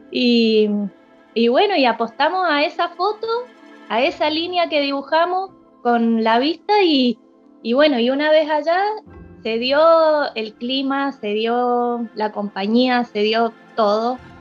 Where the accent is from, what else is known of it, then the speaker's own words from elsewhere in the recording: Mendoza, Argentina; yo soy mendocina